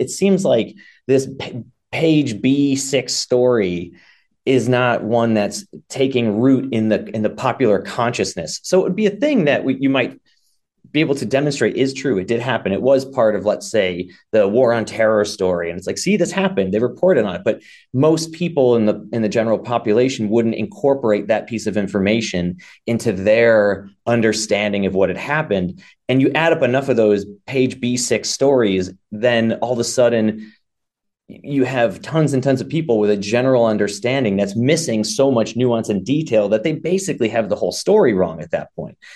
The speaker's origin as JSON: {"language": "English", "town": "Chicago", "region": "Illinois", "country": "United States", "tie": "born or raised there", "also_born_or_lived": "Austin, Texas", "moved": "as an adult", "lives_now": "Brown County, Indiana, United States", "said": "I grew up in Illinois, uh, in the Chicago area and lived in Chicago for a long"}